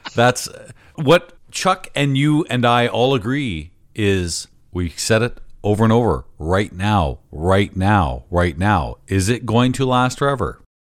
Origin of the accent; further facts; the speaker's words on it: London, Ontario, Canada; London, Ontario, where I have uh, a lot of interest in, in pinball and, and, it's my hometown